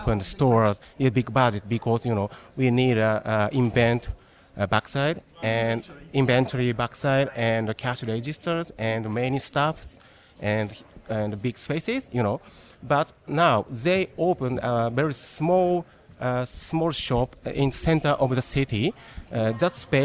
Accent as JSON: {"language": "English", "region": "Tokyo", "country": "Japan", "said": "from Tokyo."}